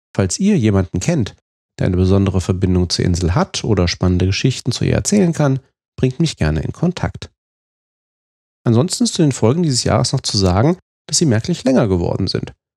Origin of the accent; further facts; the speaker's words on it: Fulda, Hesse, Germany; now in Rhineland, Germany; in meiner Heimatstadt Fulda